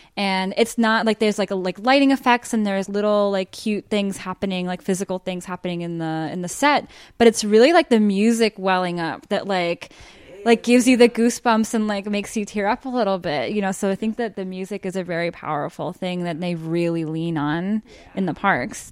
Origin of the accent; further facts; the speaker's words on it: Miami, Florida, United States; I am a Florida native. I grew up in Miami.